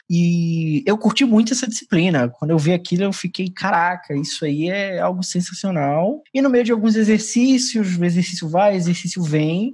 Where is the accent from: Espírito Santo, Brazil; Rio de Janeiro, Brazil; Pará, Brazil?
Pará, Brazil; Belém; nós todos somos de Belém do Pará, e aqui existe uma expressão muito forte que se usa que é o o égua